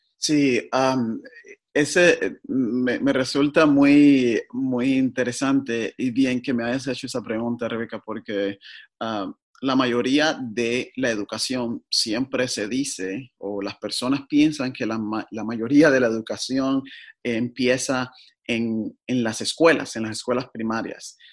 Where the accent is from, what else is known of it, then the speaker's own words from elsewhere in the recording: Cuba; moved away as an adult; now in Portland, United States; nací en Cuba